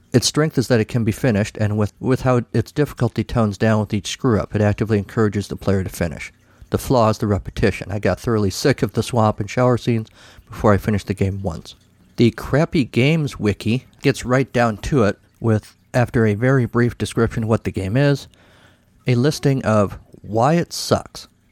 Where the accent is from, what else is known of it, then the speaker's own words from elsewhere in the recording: United States; I was an American teenage boy